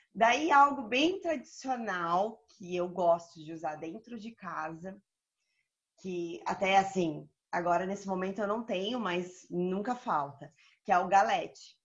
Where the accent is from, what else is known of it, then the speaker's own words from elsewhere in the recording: Joinville, Santa Catarina, Brazil; moved away as an adult; also born or lived in Denmark / Lebanon / Qatar / Rio de Janeiro; now in Malta; Eu sou de Santa Catarina, do sul do Brasil, Joinville